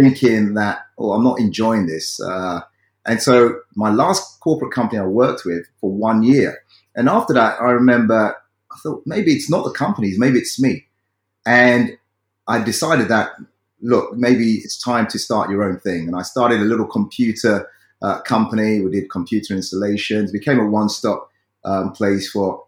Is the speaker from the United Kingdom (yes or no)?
yes; London, United Kingdom; as a child growing up in South London, in the UK